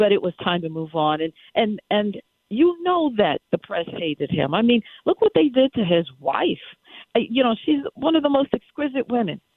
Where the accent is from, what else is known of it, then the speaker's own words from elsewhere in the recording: New York, United States; moved away; I'm a New Yorker. I was raised in New York.